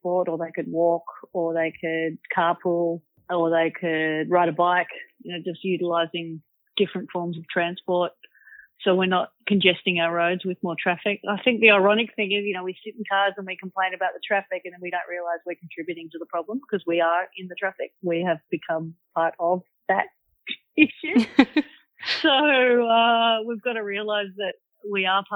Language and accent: English; Manly, New South Wales, Australia; growing up in Manly as a kid